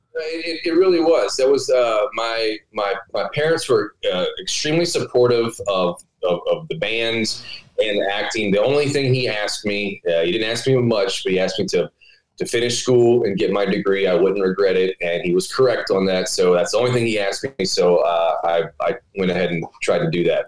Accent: Baton Rouge, Louisiana, United States; I'm from Baton Rouge. I went to LSU

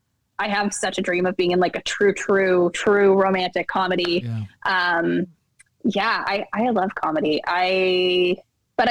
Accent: Alberta, Canada; Like, I'm just from Alberta.

